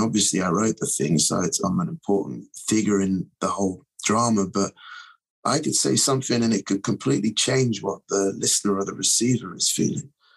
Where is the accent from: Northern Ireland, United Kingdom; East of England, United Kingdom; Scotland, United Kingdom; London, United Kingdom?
London, United Kingdom; now in New York, United States; I was over there, over from New York, back in my hometown